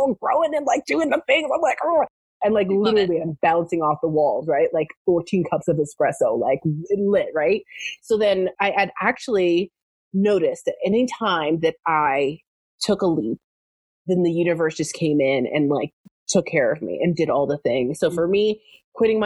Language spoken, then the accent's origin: English; Canada; moved away as an adult; also born or lived in Southern California; now in United States; I am originally from Canada, and I had manifested myself a job in America